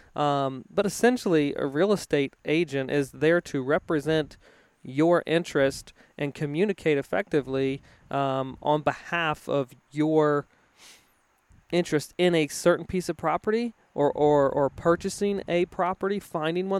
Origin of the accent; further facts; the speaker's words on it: Virginia, United States; moved away; I grew up in in Virginia